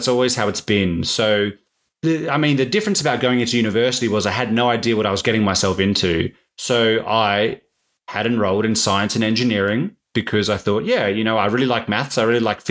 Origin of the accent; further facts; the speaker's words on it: Perth, Western Australia, Australia; I grew up in Perth